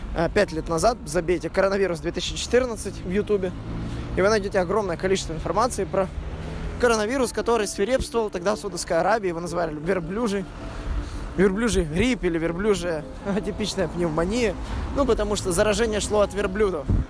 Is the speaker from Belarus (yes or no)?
no; Odesa, Odesa Oblast, Ukraine; now in Berlin, Germany; родной Одессы